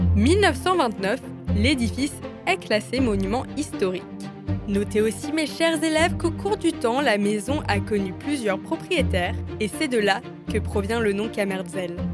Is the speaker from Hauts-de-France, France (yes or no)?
no; Strasbourg, Grand Est, France; moved away as an adult; also born or lived in Lyon; je me promène dans Strasbourg avec vous afin de mettre en lumière les cafés, bars, restaurants et autres lieux uniques de ma ville natale